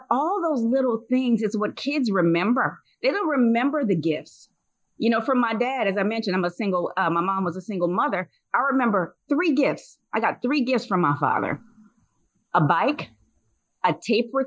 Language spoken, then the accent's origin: English; Louisiana, United States; moved away; I'm from Louisiana originally